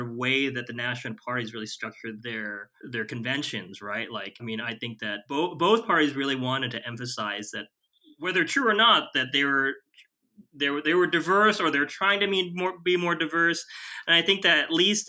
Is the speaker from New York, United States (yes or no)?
no; Chicago, Illinois, United States; I'm from Chicago